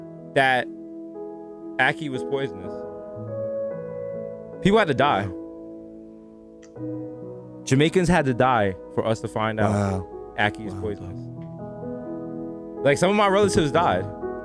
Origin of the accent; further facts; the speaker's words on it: New York City, New York, United States; I was just so indoctrinated from being raised on 233rd. Shout out to all my goat head soup and all my, you know, Jamaican stuff.